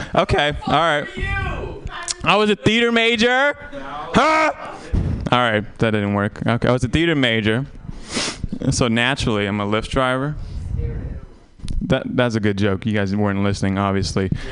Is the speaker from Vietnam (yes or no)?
yes; Vietnam; moved away; I'm Vietnamese, and I, I tell people I was born in Vietnam, and I haven't been back